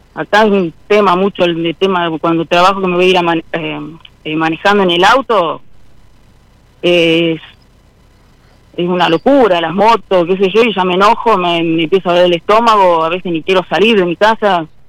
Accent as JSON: {"language": "Spanish", "region": "Santa Fe", "country": "Argentina", "said": "Sí, de Santa Fe Capital"}